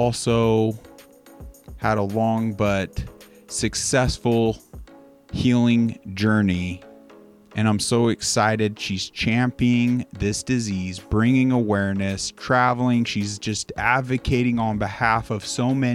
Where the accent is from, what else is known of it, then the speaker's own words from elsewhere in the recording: Pennsylvania, United States; as a kid, my family, we grew up on the East Coast, and we had a few different properties in Pennsylvania